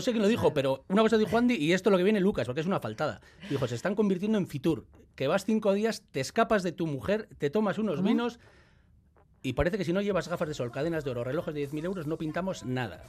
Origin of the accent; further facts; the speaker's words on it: Basque Country, Spain; soy vasco